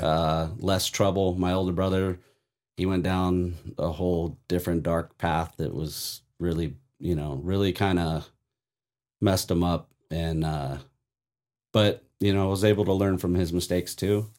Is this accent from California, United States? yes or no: yes; Vista, California, United States; also born or lived in Oceanside, California; Anybody that knows Vista will know I grew up, literally, Rain Tree Park is my backyard